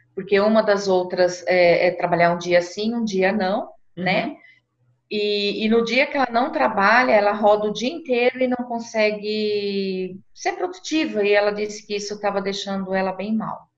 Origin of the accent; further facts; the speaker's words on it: Brazil; nós, como brasileiros